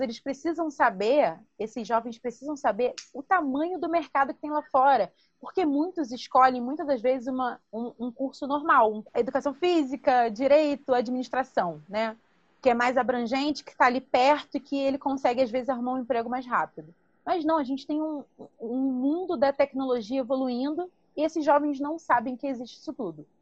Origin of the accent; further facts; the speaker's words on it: Baixada Fluminense, Rio de Janeiro, Brazil; eu sou oriunda da Baixada Fluminense